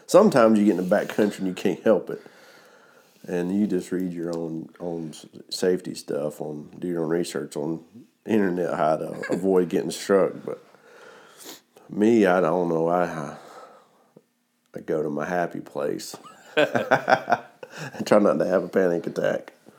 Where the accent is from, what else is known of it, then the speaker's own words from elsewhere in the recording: Georgia, United States; Got all the way to my home state